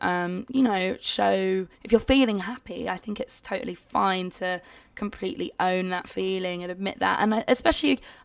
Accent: United Kingdom; I'm being British again.

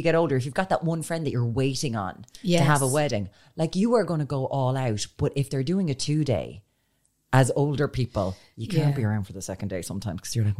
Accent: Ireland; as Irish people

